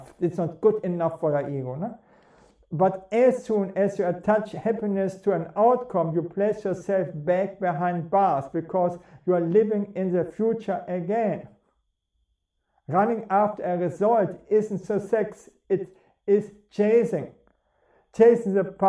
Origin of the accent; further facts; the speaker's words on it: Bremen, Germany; I'm coming from Bremen, and Bremen is very cold